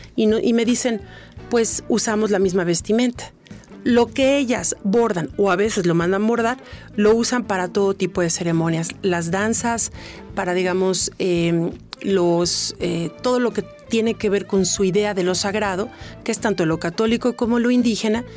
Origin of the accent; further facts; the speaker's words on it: Mexico; yo soy mexicana, ellos mexicanos, pero yo no soy indígena